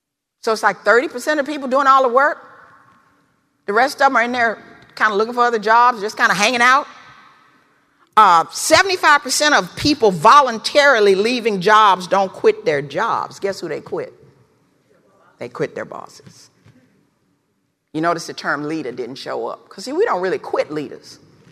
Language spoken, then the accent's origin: English; the South, United States; Growing up in the South in the 50s and 60s, I heard this word a lot.